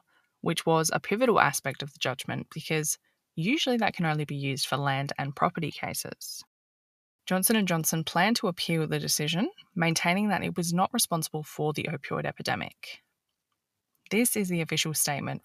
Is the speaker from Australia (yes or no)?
yes; Australia; As an Australian